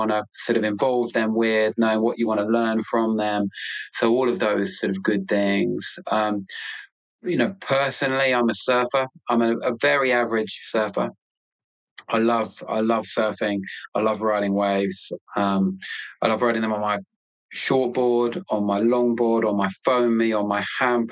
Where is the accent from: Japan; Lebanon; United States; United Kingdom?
United Kingdom; London; moved away as an adult; now in Cornwall, United Kingdom; I'm a Londoner born and bred, an Arsenal fan. I'll always be a Londoner, but I will now always live in Cornwall